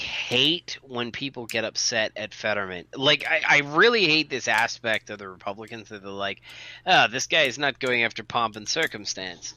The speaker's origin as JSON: {"language": "English", "town": "Marblehead", "region": "Massachusetts", "country": "United States", "tie": "born or raised there", "also_born_or_lived": "Trumbull, Connecticut / Vestal, New York", "said": "I grew up in a town called Marblehead, and this is the majority of my years growing up. I grew up in Trumbull, Connecticut, Vestal, New York, and Marblehead"}